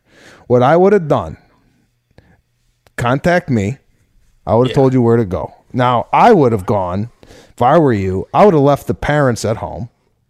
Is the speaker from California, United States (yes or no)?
no; Arlington Heights, Illinois, United States; growing up in Arlington Heights